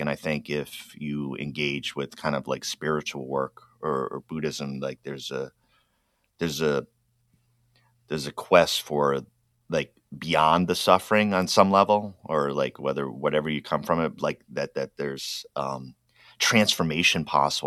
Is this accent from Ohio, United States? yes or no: no; Rhode Island, United States; moved away; I grew up in Rhode Island, which means you grow up Roman Catholic.